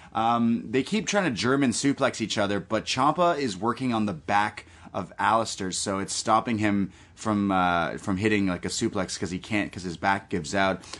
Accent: Canada; I'm Canadian

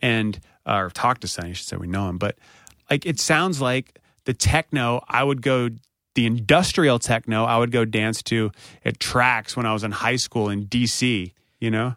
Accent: North Carolina, United States; moved away

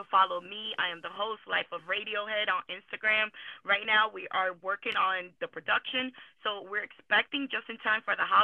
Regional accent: New York, United States; And I grew up here. I grew up in New York I love it. I still go over there

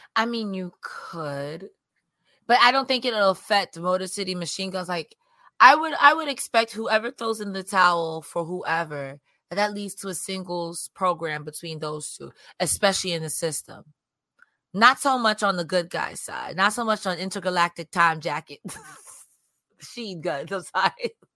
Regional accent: New York, United States; as a New Yorker

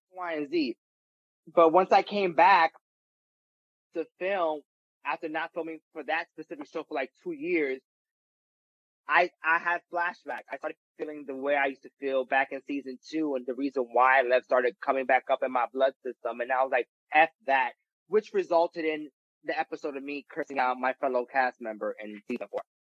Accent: New York City, New York, United States; I'm from the Bronx

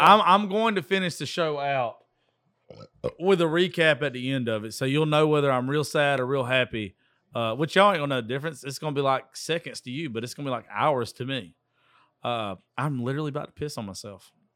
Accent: Georgia, United States; I'm from Georgia

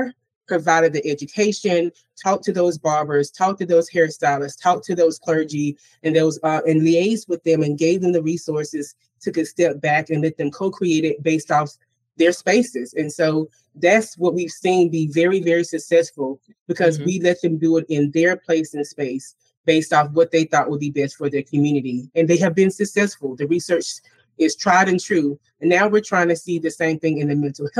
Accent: the South, United States; I'm from the South

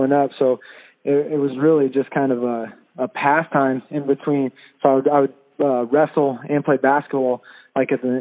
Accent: Quincy, California, United States; also born or lived in Reno, Nevada / San Francisco; I was born in Reno, actually, and then when I was real young, my parents moved just over the border to Quincy, California, so it's only like an hour and 15 minutes from Reno. And then So I grew up in Northern California my whole life

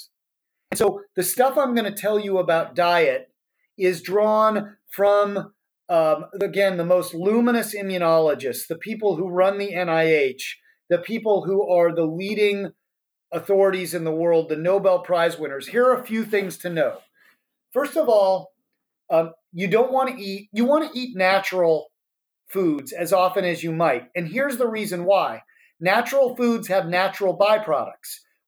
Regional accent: Colorado, United States; now in San Francisco, United States; we're from Colorado. We live in San Francisco now

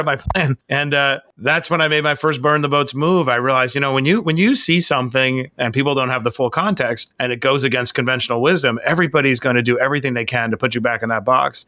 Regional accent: New York City, New York, United States; I grew up on Springfield Boulevard

